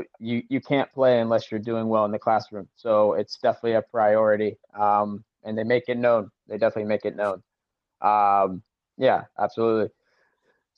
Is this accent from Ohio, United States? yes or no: no; Charleston, South Carolina, United States; born or raised there; moved away as an adult; also born or lived in Colorado / New Zealand; now in Germany